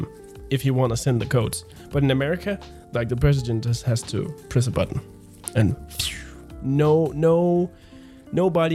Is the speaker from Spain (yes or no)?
yes; Spain; moved away; I have family in Spain and I spent the most of my childhood years in Spain.